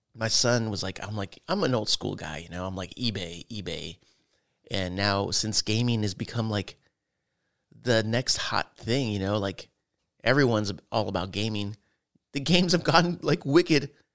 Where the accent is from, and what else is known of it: United States